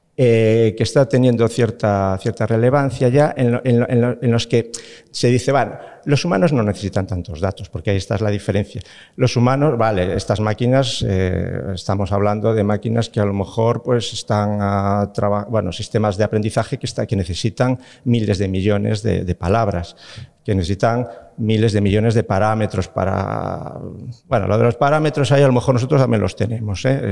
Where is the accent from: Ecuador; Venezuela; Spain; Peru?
Spain; Galicia; siendo gallego